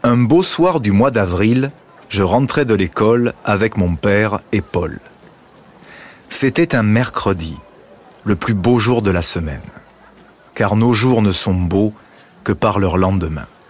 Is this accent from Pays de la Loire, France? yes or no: no; Marseille, Provence-Alpes-Côte d'Azur, France; en tant que Marseillais